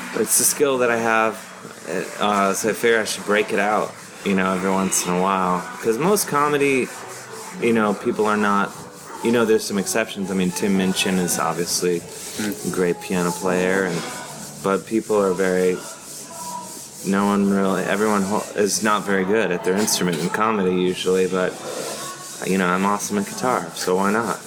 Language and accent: English; Cleveland, Ohio, United States; I'm from Ohio, I'm from Cleveland, Ohio.